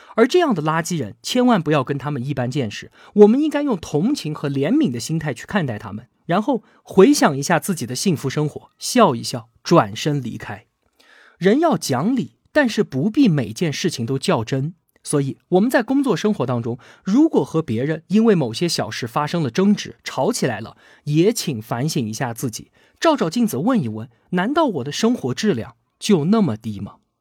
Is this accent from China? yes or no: yes; China; 我们中国人古老的智慧